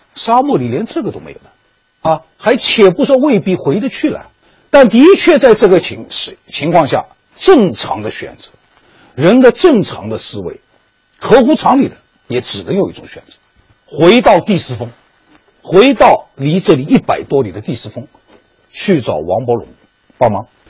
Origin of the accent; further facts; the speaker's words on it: Wuxi, Jiangsu, China; 我老家是江苏无锡